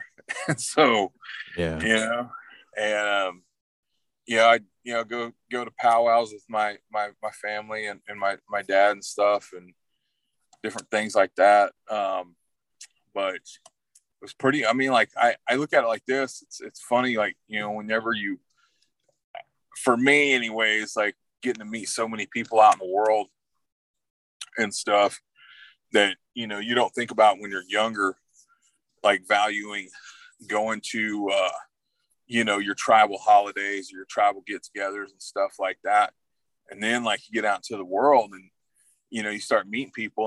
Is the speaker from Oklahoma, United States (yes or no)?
yes; Wilburton, Oklahoma, United States; also born or lived in Texas; I grew up down in Southeast Oklahoma, mainly down in Wilburton